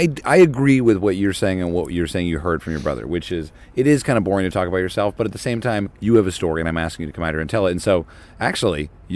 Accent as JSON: {"language": "English", "region": "New Jersey", "country": "United States", "tie": "born or raised there", "said": "I've told everyone where I grew up, which is New Jersey."}